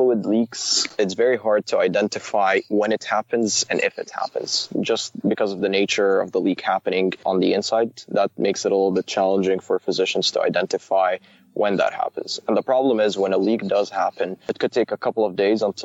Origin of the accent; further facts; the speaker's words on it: Saudi Arabia; moved away as an adult; also born or lived in Waterloo, Canada; now in Canada; I was born and raised in Saudi Arabia, went to elementary, middle school, and high school over there